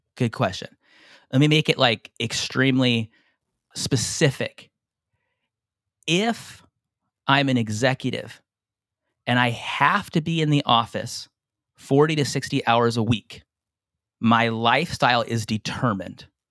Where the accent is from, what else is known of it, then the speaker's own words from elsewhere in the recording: San Diego, California, United States; moved away as an adult; now in Hawaii, United States; I'm from San Diego, by the way, born and raised, I live in Hawaii now.